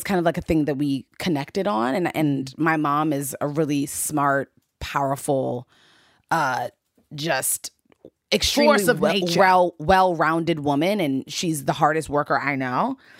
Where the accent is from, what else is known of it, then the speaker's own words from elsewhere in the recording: DC area, Maryland, United States; because I'm from Maryland, D.C. area.